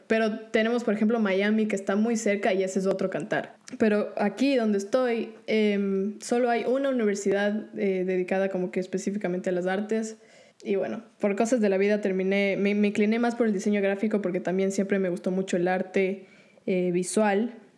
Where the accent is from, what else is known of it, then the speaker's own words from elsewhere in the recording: Ecuador; now in Orlando, United States; yo el país en el que crecí, en Ecuador, no veía un, futuro muy claro estudiando música. Después se presentó la oportunidad de mudarme a Estados Unidos